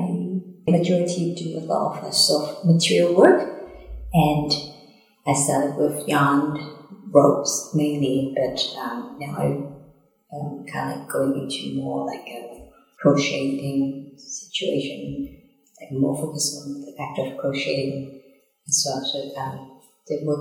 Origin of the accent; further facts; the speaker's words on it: Hong Kong; moved away as an adult; now in Auckland, New Zealand; I'm from Hong Kong. I moved here maybe almost 10 years ago.